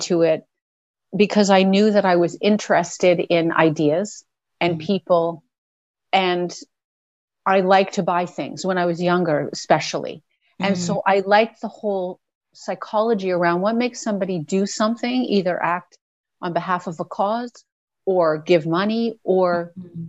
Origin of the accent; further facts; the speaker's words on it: New York, United States; moved away as an adult; now in Canada; I did grow up in New York. Yes. I'm from New York